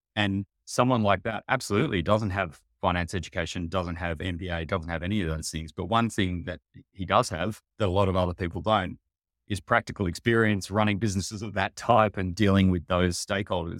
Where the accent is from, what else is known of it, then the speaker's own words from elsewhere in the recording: Sydney, New South Wales, Australia; I grew up in Sydney o, on the beaches here